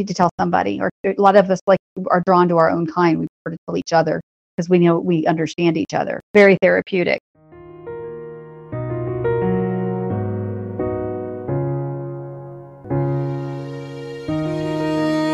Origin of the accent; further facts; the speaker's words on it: North Carolina, United States; I am from North Carolina